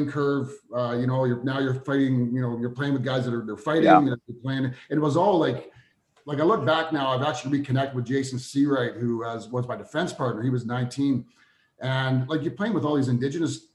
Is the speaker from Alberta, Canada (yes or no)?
yes; Spruce Grove, Alberta, Canada; we're both from Spruce Grove